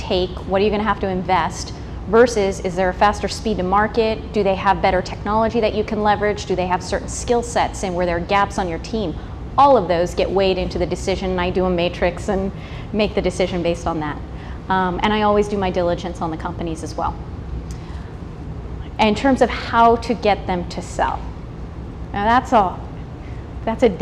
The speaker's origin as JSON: {"language": "English", "country": "United States"}